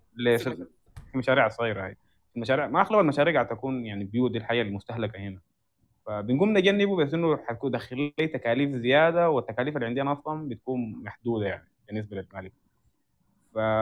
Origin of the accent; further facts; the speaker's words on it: Sudan; احنا عندنا في السودان